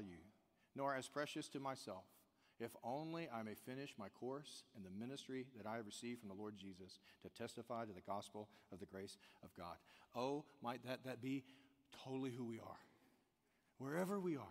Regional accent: the South, United States; I'm from the South

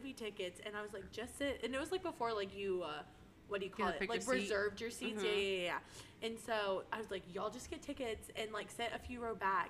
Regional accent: Austin area, Texas, United States; born or raised there

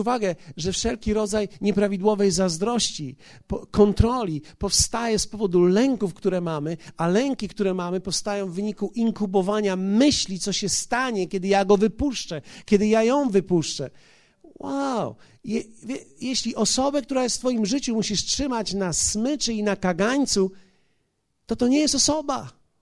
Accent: Poland

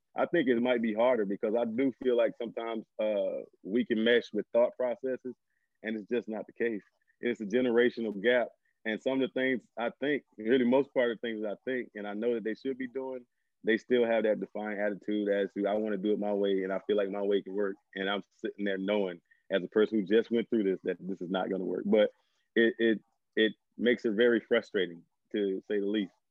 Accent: Homer, Louisiana, United States; moved away as an adult; I'm originally from Homer, Louisiana, small little town in northern Louisiana

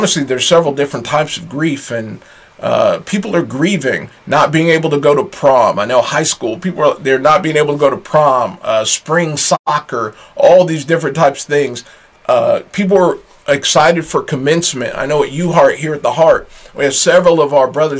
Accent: United States; I'm very American

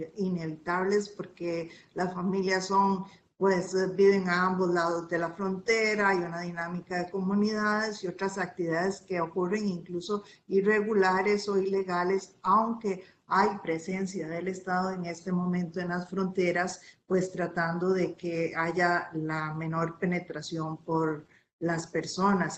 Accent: Costa Rica

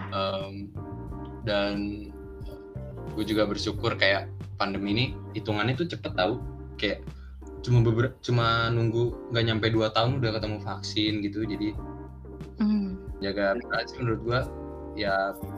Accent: Jakarta, Indonesia; gue Betawi asli

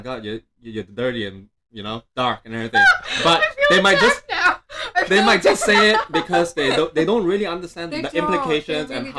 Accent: Malaysia; I'm from Malaysia, I come from a multicultural background, right?

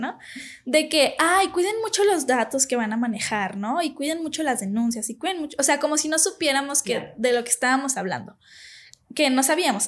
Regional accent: Guadalajara, Jalisco, Mexico; aquí en Tapatilandia todos somos súper amigables

